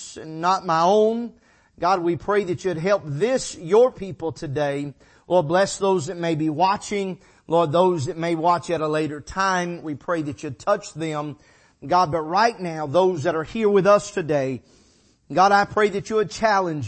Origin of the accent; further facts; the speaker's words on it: United States; who I am as an American Christian